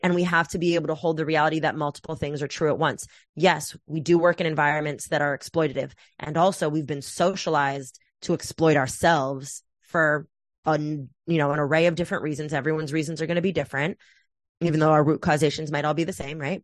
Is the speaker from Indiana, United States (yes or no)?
no; Oakland, California, United States; moved away; also born or lived in New York; I was raised in the Bay Area